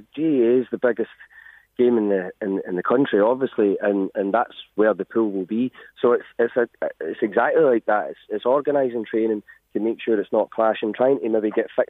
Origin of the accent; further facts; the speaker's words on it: Glasgow, Scotland, United Kingdom; accent: Scottish; moved away as an adult; now in Navan, Ireland; I'm from Glasgow originally. Come over here 20 years ago